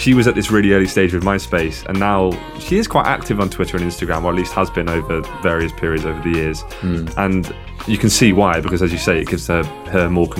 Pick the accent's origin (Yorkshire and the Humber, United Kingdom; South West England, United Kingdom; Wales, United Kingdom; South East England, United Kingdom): Wales, United Kingdom; Swansea; I guess all I'll say is that I'm not from Peterborough. I'm actually from Swansea, mate. So you wouldn't really understand what it's like to be from one of the principalities that has been demonised by England.